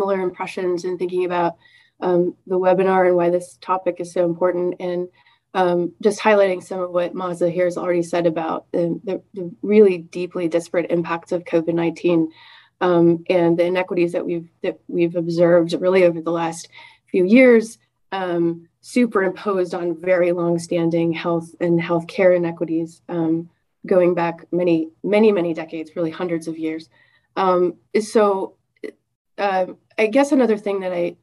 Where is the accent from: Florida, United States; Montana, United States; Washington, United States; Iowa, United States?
Iowa, United States; central; I, in fact, grew up in central Iowa